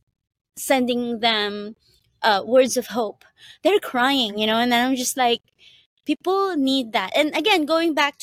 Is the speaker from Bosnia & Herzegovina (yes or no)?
no; Philippines; now in Hawaii, United States; I was born in the Philippines, and I grew up in a farm